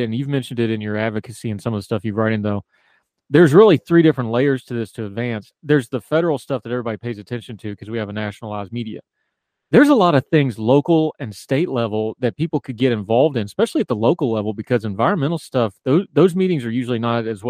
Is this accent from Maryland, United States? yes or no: no; West Virginia, United States; moved away; also born or lived in Wilmington, North Carolina; the way I was raised rurally in West Virginia